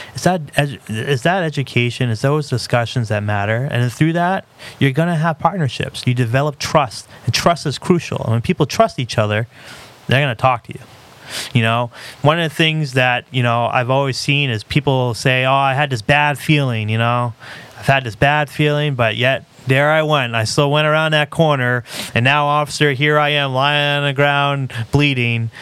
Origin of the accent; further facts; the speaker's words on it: Lewiston, Maine, United States; It's my hometown. You know, this is where I've been all but a month of my life.